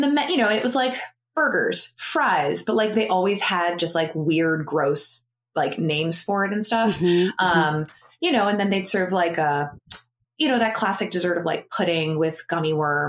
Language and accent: English; Massachusetts, United States; So I grew up in Massachusetts.